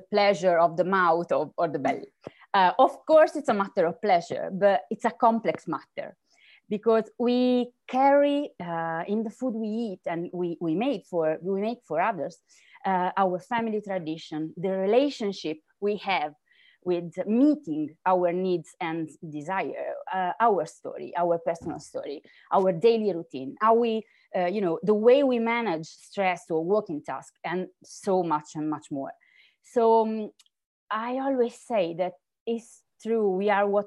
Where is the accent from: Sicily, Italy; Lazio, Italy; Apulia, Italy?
Apulia, Italy; I'm from Puglia, better known as the heel of the Italian booth.